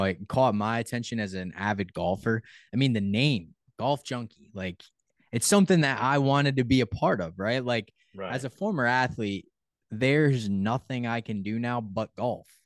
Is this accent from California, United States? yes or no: no; Connecticut, United States; I'm from Connecticut